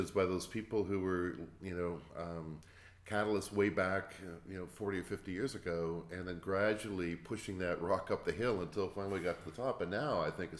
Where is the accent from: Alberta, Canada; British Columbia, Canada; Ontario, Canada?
Ontario, Canada; Toronto, Hamilton area; moved away as an adult; also born or lived in Cleveland, United States; I'm from Toronto, Hamilton area